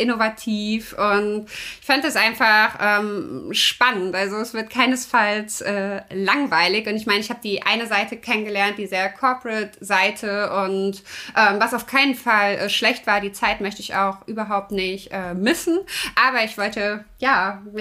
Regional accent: Kassel, Hesse, Germany; moved away as an adult; now in Netherlands; ich bin 33 äh, Jahre. Ähm, ich komme ursprünglich aus Kassel, habe dort ja Wirtschaftswissenschaften, Wirtschaftspädagogik studiert, bin dann vor vier Jahren in die Niederlande gezogen und arbeite dort

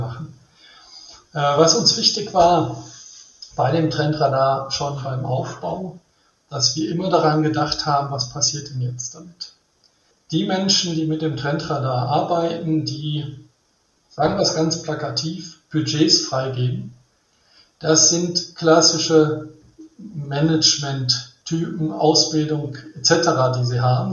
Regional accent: Rhineland, Germany; ich bin im Rheinland aufgewachsen

